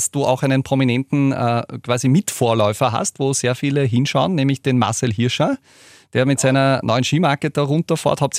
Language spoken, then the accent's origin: German; Sierning, Upper Austria, Austria; Ich bin aus Sierning, genau.